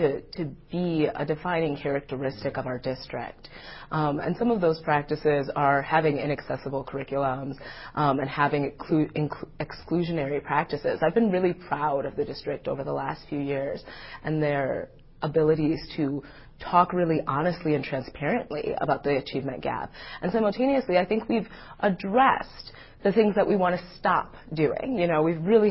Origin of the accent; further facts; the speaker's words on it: Madison, Wisconsin, United States; I grew up in Madison, Wisconsin, and I went to public school here from kindergarten to graduation